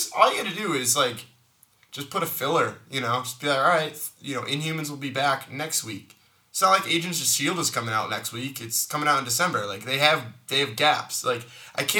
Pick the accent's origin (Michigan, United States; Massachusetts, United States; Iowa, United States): Massachusetts, United States; I'm from Massachusetts